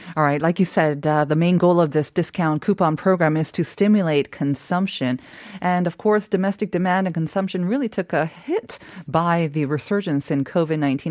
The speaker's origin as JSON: {"language": "English", "country": "Canada", "tie": "born or raised there", "moved": "yes", "lives_now": "Seoul, South Korea", "said": "I was growing up in Canada"}